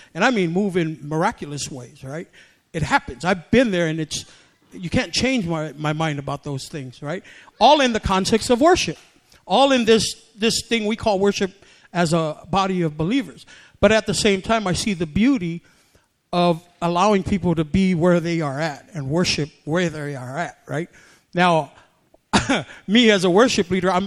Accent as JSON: {"language": "English", "country": "American Samoa", "tie": "born or raised there", "moved": "yes", "lives_now": "United States", "said": "I grew up in a Pentecostal church in Samoa, and so that's how I grew up in the Samoan tradition. And then when we came here from Samoa in 1975"}